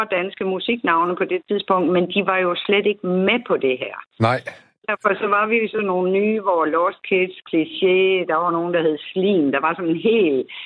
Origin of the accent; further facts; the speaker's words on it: Aarhus, Central Denmark Region, Denmark; jeg er jo Aarhusianer og er født og opvokset her